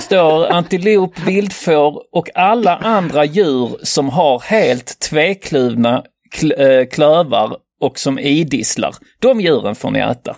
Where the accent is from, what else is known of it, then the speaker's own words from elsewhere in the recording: Norway; jag är norsk